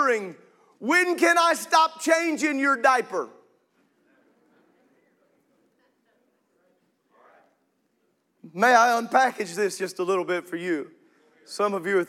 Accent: Illinois, United States; I grew up in Illinois

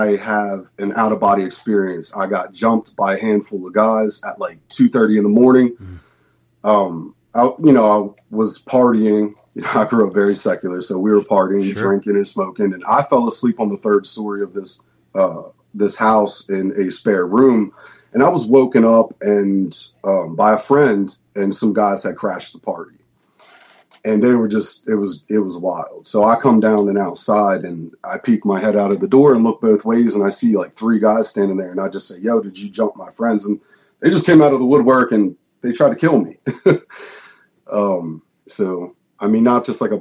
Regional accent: outside of Philadelphia, Pennsylvania, United States; I'm the youngest of three, and we grew up outside of Philadelphia

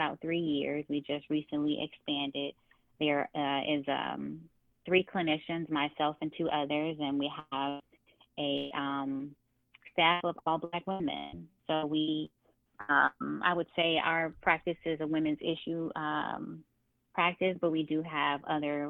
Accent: Chicago, Illinois, United States; also born or lived in California; born in California, raised in Chicago

